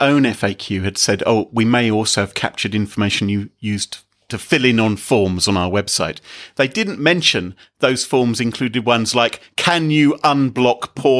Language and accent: English; United Kingdom; We're British